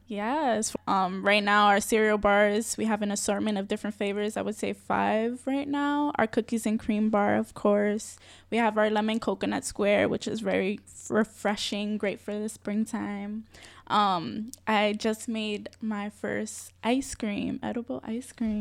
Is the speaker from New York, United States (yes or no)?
yes; New York City, New York, United States; I'm born and raised in the Bronx